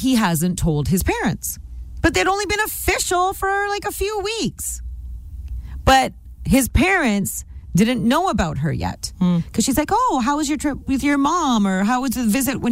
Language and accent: English; Canada; My parents were immigrants from India. I'm first generation Canadian